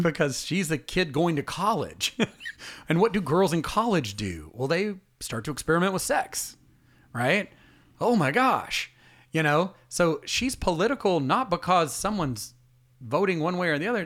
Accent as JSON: {"language": "English", "town": "Atlanta", "region": "Georgia", "country": "United States", "said": "we're from Atlanta"}